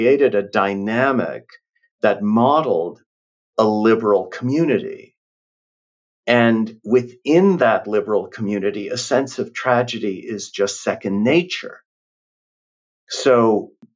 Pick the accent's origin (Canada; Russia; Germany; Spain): Canada; moved away; I'm from Canada